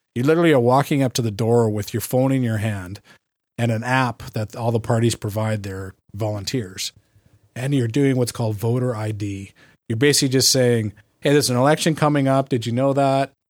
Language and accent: English; Canada; also born or lived in California; I'm a Canadian